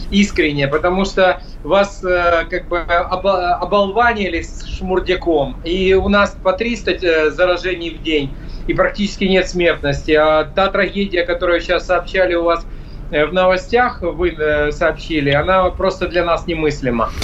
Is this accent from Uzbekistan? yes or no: no; Ukraine; я как законопослушный гражданин нахожусь у себя на родине